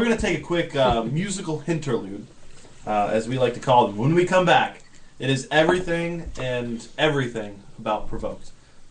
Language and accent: English; Kentucky, United States; I grew up in Kentucky